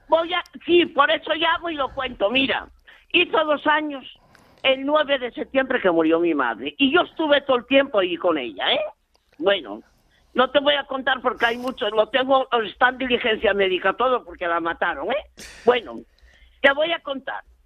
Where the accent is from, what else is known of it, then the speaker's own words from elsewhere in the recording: Mieres, Asturias, Spain; now in Gijón, Spain; yo soy de Mieres